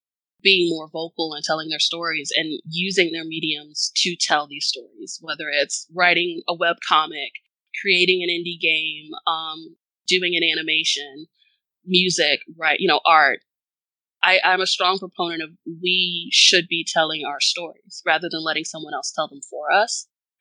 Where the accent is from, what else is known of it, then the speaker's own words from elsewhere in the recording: the South, United States; especially growing up in the South. Never.